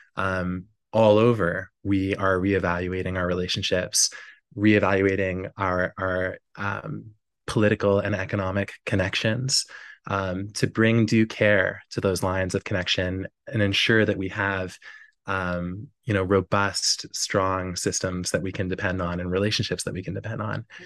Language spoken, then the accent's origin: English; Newfoundland and Labrador, Canada; my hometown in Labrador